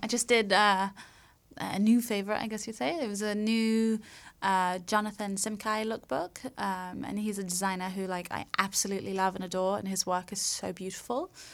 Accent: London, United Kingdom; now in Los Angeles, United States; I'm from London. so I'm from. I'm from England.

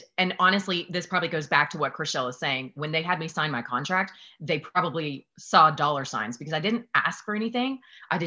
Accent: Newnan, Georgia, United States; just south of Atlanta. I was from Newnan, Georgia. It's a small town outside

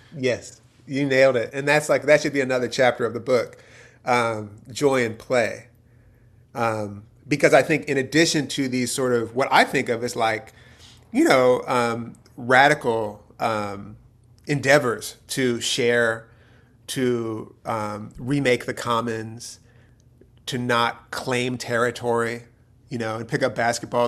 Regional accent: outside of Philadelphia, Pennsylvania, United States; also born or lived in Youngstown, Ohio; I was born in Youngstown. My dad's from Youngstown. I grew up outside of Philadelphia.

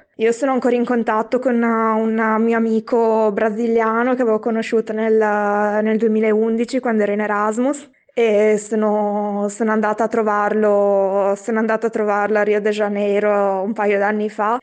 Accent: Piacenza, Emilia-Romagna, Italy; moved away as an adult; also born or lived in Forlì; now in Brussels, Belgium; dalla mia città natale, da, mm, da Piacenza

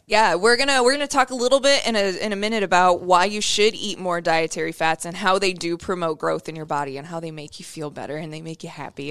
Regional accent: Iowa, United States; My home, my home state

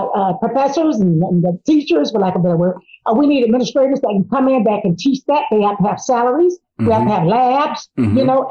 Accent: Miami, Florida, United States; And I remember in 1968 when I graduated here in Miami, because I was raised in Miami

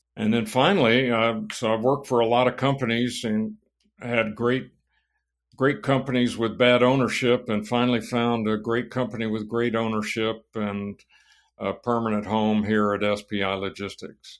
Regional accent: San Antonio, Texas, United States; also born or lived in Laredo, Texas; Well, I was born in Laredo, Texas. Uh, my family moved t-, to East Texas when I was young, and then Uh, about the time I started school, they moved to San Antonio, Texas

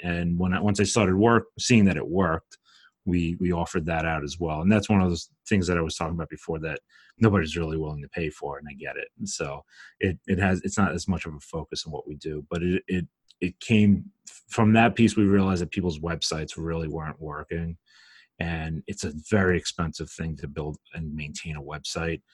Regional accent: Brooklyn, New York, United States; I'm from Brooklyn, if you can't tell from my accent

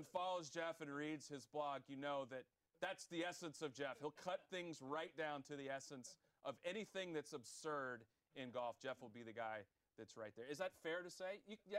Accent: the South, United States; I grew up in the South.

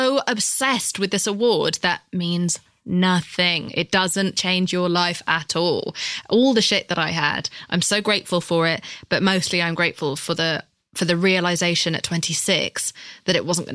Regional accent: United Kingdom; I'm British.

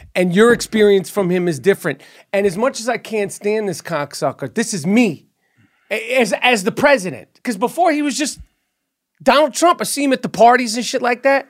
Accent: New York City, New York, United States; as a New Yorker

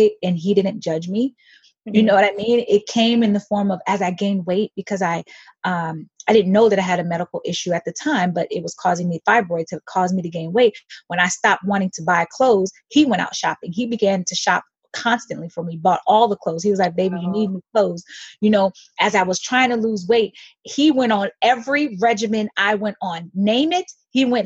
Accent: United States; I'm American born.

